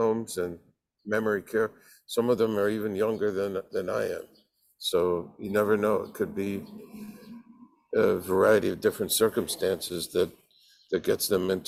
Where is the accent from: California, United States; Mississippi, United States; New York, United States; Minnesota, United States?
California, United States; San Francisco Bay Area; growing up in the San Francisco Bay Area